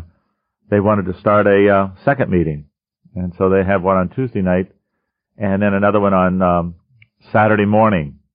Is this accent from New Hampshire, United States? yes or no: no; Erie, Pennsylvania, United States; I'm from Erie, Pennsylvania